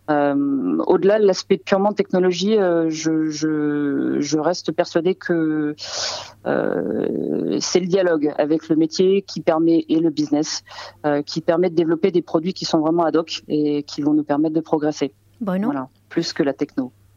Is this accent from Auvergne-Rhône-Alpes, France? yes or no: yes; Saint-Péray, Auvergne-Rhône-Alpes, France; je suis née à côté de Valence, donc j'aime beaucoup aussi le Saint-Péret, qui est mon village natal